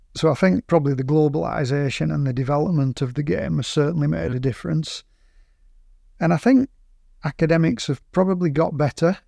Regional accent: Burnley, North West England, United Kingdom; we're from Burnley

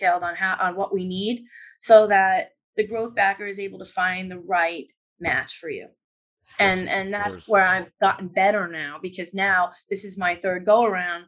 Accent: New York, United States; I'm a New Yorker

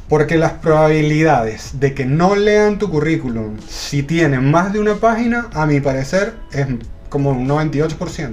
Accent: Venezuela; also born or lived in Ireland; now in Chile; Yo soy de Venezuela, eh, viví en Irlanda y ahora vivo en Chile.

